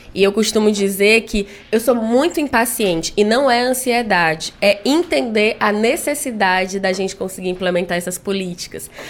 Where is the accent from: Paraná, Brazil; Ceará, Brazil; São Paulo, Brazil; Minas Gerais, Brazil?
Ceará, Brazil; Fortaleza; also born or lived in Limoeiro do Norte; eu sou uma pessoa que nasci no interior do Ceará, em Limoeiro do Norte, mas vim criança para Fortaleza e passei a vida toda na Granja Portugal, no Grande Bom Jardim